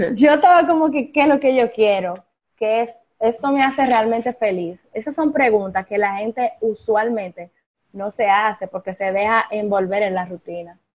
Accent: Higüey, La Altagracia, Dominican Republic; moved away as an adult; mi ciudad natal, que es Higüey

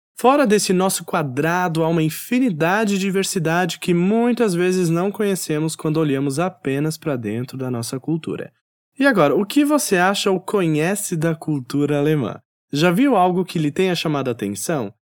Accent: South Region, Brazil; moved away; also born or lived in Northeast Brazil; No Nordeste brasileiro, onde atualmente resido, percebo quão calorosas as pessoas são, já no sul, onde cresci e morei parte da minha vida

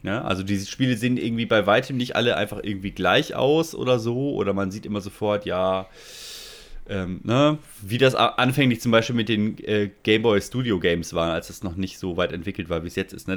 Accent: Germany; bei uns in Deutschland

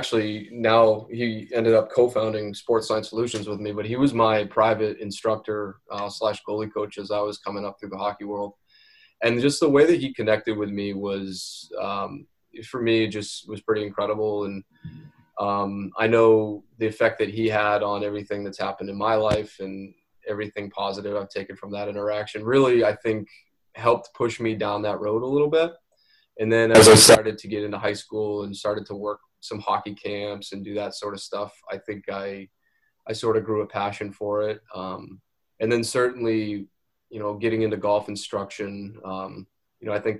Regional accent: Maine, United States; grew up in the state.

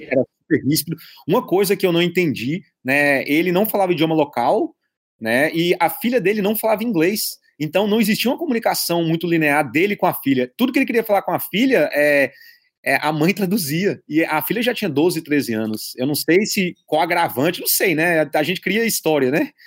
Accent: Brazil; moved away as an adult; sou do Brasil

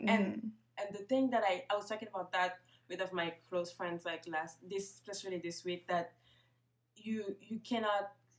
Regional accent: Senegal; I'm from Senegal

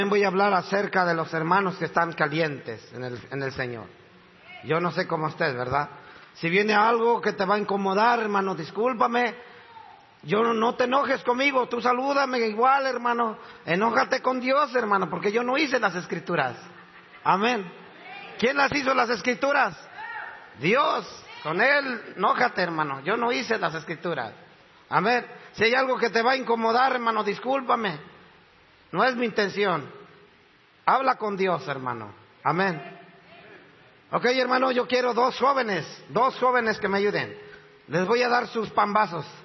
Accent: Cuernavaca, Morelos, Mexico; now in González Catán, Argentina; Estoy trabajando en Buenos Aires, Argentino en municipio de La Matanza, en González Catán. Venimos de México, Cuernavaca, Morelos.

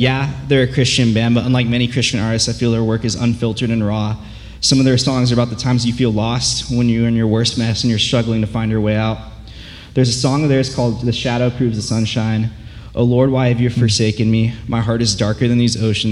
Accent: Yorba Linda, California, United States; Growing up in Yorba Linda, when you walk out those doors, you can see where I went to high school

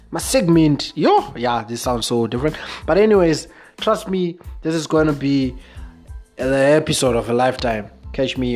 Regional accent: Zimbabwe

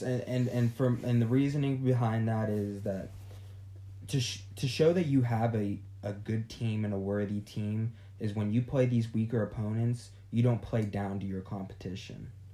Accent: Youngstown, Ohio, United States; We are from Youngstown, Ohio

